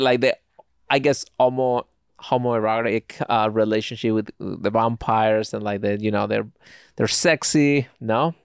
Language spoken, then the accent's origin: English; Spain; now in United States; I grew up in Spain.